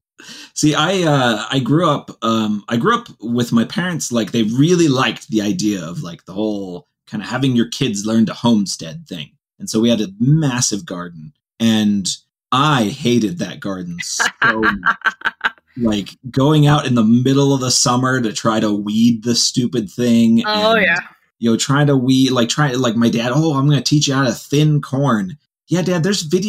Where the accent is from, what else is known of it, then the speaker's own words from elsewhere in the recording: Ohio, United States; now in Utah, United States; I grew up in Ohio, which has really bad mosquitoes. I grew up right up near the lake